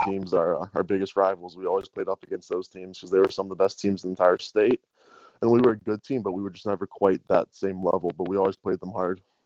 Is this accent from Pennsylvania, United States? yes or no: yes; Pittsburgh, Pennsylvania, United States; I grew up in Pittsburgh my whole life till I went away to school.